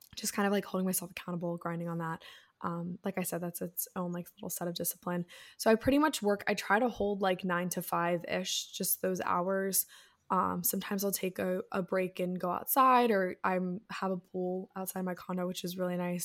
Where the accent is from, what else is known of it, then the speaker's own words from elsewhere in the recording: Annapolis, Maryland, United States; I'm from Annapolis